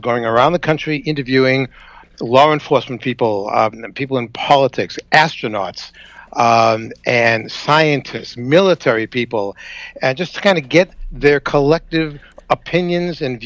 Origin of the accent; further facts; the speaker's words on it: Boston, Massachusetts, United States; accent: Boston; now in New York, United States; I grew up partially in Boston, and that's the Boston accent.